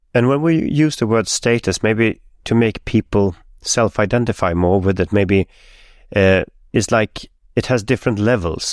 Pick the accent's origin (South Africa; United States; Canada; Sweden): Sweden; Stockholm, Stockholm County; My hometown, Stockholm